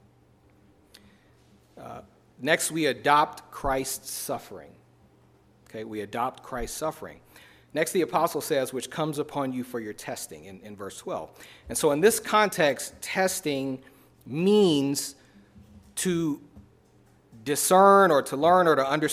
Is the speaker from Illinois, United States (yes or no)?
yes; Chicago, Illinois, United States; I was born and raised in Chicago